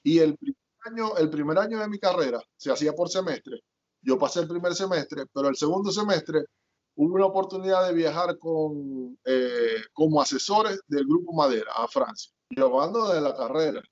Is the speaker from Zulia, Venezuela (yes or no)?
yes; Maracaibo, Zulia, Venezuela; moved away as an adult; now in United States; yo nací en Maracaibo, pero mis papás son de allá del sur del lago, de Bogure específicamente